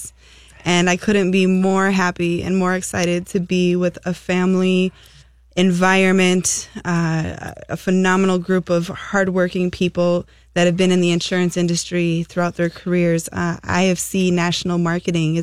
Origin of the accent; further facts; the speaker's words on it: Twin Cities area, Minnesota, United States; I was born and raised in Minnesota in the Twin City area